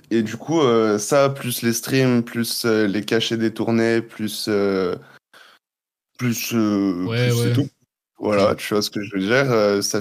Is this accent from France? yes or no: yes; Guadeloupe, France; moved away as an adult; also born or lived in Montreal, Canada; Euh, je suis parti à 18 ans de Guadeloupe. je suis allé faire 4 ans à Montréal, donc un peu loin.